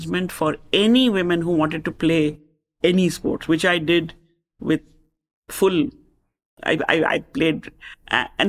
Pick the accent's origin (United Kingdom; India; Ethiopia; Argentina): India; moved away as an adult; also born or lived in Chicago, United States; as Indian living in America